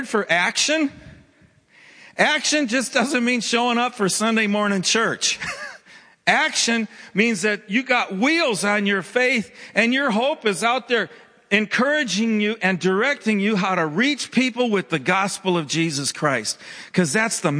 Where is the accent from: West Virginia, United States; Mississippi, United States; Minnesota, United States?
Minnesota, United States; I grew up in Minnesota